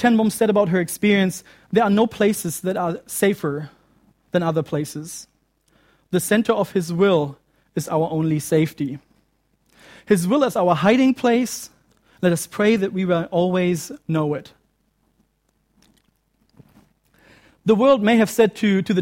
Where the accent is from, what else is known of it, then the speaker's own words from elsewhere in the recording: Germany; moved away; my home country of Germany